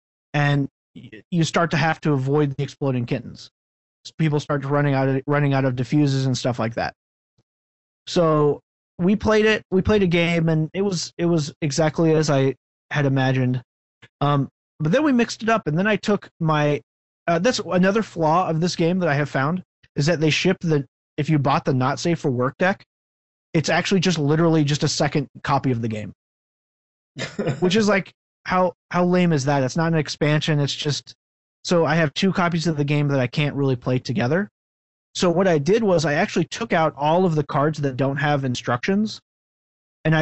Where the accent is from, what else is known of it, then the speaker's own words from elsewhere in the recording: United States; I am American